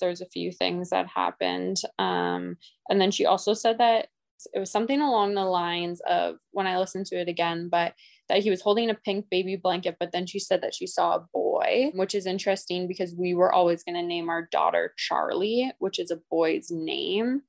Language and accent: English; Edmonton, Alberta, Canada; I'm from Edmonton, Alberta.